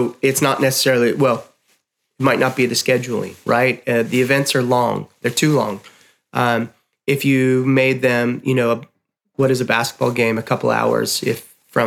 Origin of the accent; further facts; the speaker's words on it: Chicago, Illinois, United States; as a kid growing up in Chicago